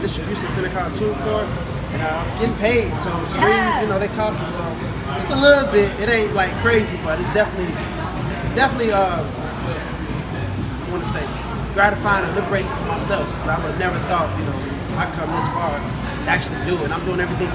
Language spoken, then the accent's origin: English; Chicago, Illinois, United States; I'm from Chicago, South Side originally